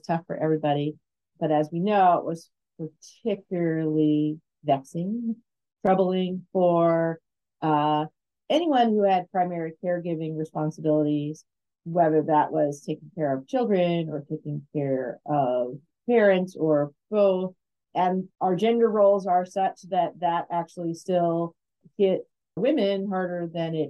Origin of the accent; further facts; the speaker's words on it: Alaska, United States; moved away; when I grew up in Alaska